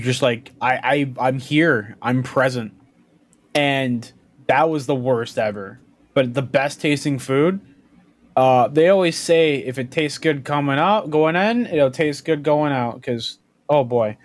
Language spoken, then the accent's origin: English; Canada; also born or lived in Toronto; being Canadian